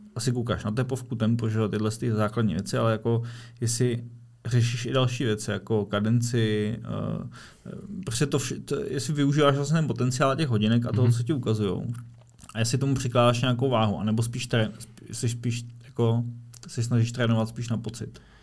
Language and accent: Czech; Prague, Czechia; jako Pražák